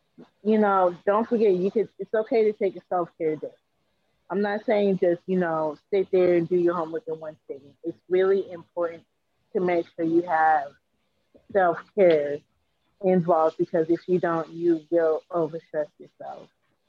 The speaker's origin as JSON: {"language": "English", "town": "Seattle", "region": "Washington", "country": "United States", "said": "I have a associate's, bachelor's, and master's degree, and I am from Seattle, Washington."}